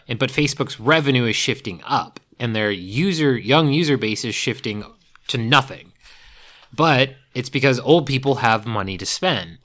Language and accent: English; East Coast, United States; I grew up on the East Coast